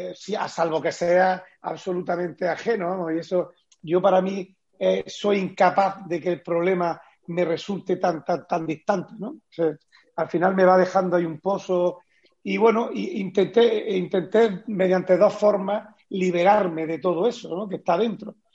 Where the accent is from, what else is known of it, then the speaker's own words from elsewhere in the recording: Bailén, Andalusia, Spain; está ubicada en Jaén, en Bailén, en mi pueblo